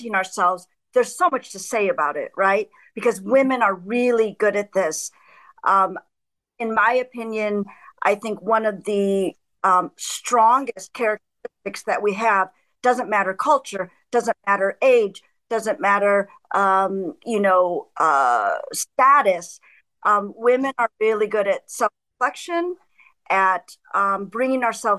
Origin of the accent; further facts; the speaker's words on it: middle America, Midwest, United States; moved away as an adult; also born or lived in Chicago; now in Germany; I grew up in middle America in the 70s and 80s in farmland